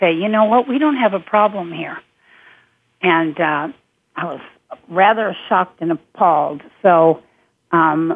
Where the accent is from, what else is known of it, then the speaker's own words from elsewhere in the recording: Wichita, Kansas, United States; I'm from Kansas, I'm from Wichita